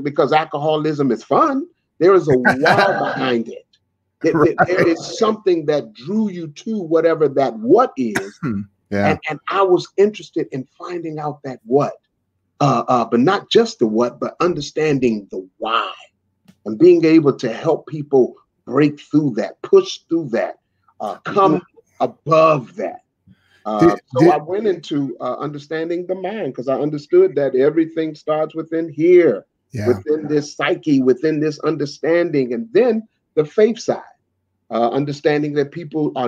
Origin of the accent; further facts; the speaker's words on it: Washington, District of Columbia, United States; also born or lived in Nashville; born and raised in Washington, D.C., the nation's capital